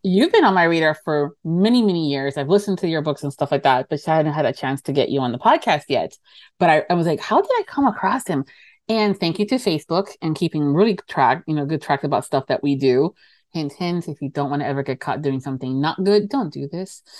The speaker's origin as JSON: {"language": "English", "town": "Miami", "region": "Florida", "country": "United States", "said": "I'm from Miami. And I'm from Florida"}